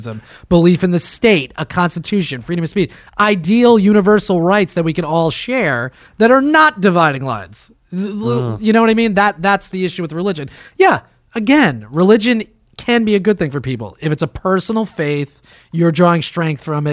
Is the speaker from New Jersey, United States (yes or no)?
yes; New Jersey, United States; I'm from New Jersey